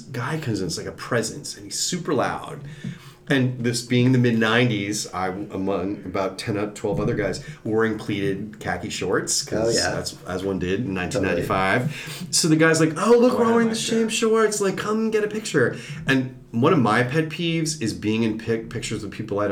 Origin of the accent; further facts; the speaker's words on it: New York City, New York, United States; moved away as an adult; also born or lived in Brooklyn / Evanston / Chicago / Japan; now in Los Angeles, United States; I grew up in New York City